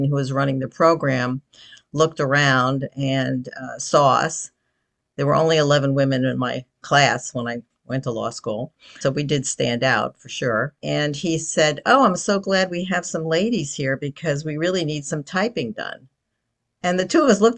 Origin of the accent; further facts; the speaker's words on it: New Jersey, United States; also born or lived in Bronx, New York; I am from New Jersey. When I was very, very young, I was in the Bronx for a while.